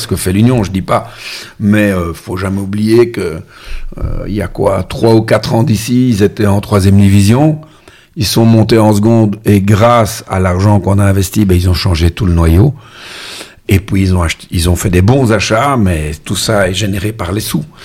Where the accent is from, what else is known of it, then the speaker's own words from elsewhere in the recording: Molenbeek, Brussels-Capital Region, Belgium; l'endroit où je suis né à Molenbeek